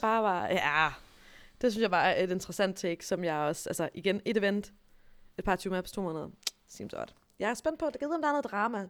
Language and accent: Danish; Denmark; jeg som dansker